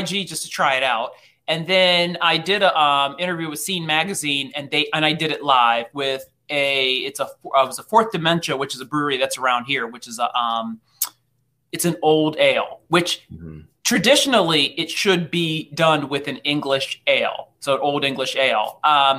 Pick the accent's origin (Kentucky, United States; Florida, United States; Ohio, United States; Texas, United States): Ohio, United States; I'm from Ohio